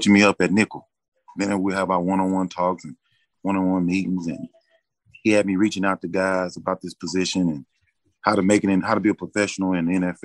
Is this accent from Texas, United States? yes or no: yes; Texas, United States; also born or lived in Chicago; my home state